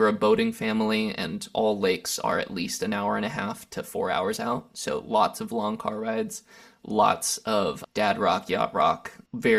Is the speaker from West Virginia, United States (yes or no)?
no; Lancaster, California, United States; also born or lived in Santa Barbara; now in Los Angeles, United States; I grew up in Lancaster, California. It's a pretty large desert town north of Los Angeles. Spent 18 years there, then 11 years in Santa Barbara, California.